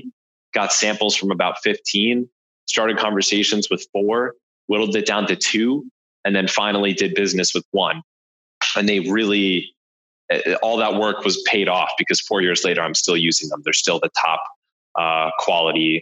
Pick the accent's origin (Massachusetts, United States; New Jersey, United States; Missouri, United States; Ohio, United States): New Jersey, United States; I'm from New Jersey